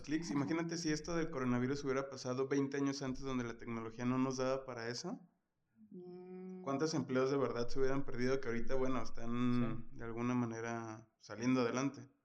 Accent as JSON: {"language": "Spanish", "town": "Guadalajara", "region": "Jalisco", "country": "Mexico", "said": "De Guadalajara también"}